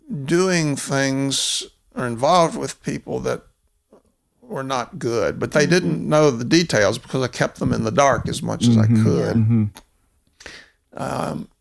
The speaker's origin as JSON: {"language": "English", "town": "Mobile", "region": "Alabama", "country": "United States", "tie": "born or raised there", "said": "Well, I was raised in Mobile, Alabama, which was founded in 1702."}